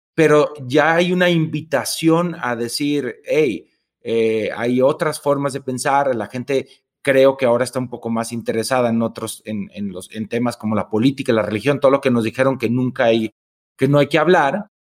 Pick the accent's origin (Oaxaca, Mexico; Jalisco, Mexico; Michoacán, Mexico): Jalisco, Mexico; Tepatitlán; now in Mexico City, Mexico; yo soy de Tepatitlán, Jalisco, que mm, es una ciudad pequeña